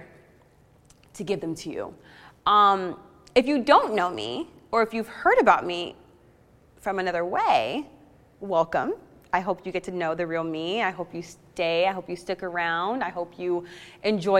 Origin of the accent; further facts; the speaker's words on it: Los Angeles, California, United States; also born or lived in San Antonio, Texas; I was adopted at 3 months old and brought to LA.